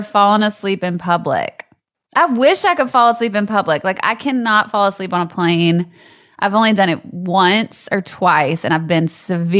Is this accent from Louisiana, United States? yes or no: yes; Louisiana, United States; moved away; I'm from Louisiana and like they were not strict down there.